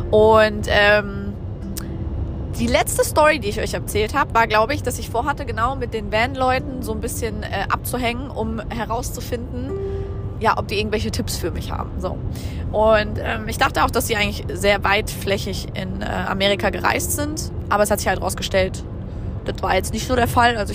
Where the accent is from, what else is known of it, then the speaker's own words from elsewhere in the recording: Germany; dass ich ja erzählt habe, ich komme aus Deutschland